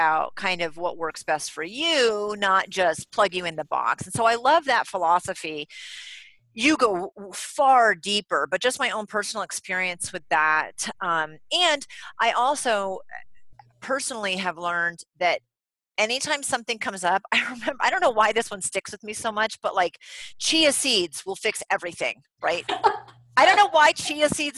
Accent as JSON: {"language": "English", "region": "New England", "country": "United States", "said": "I'm from New England and we don't have accents"}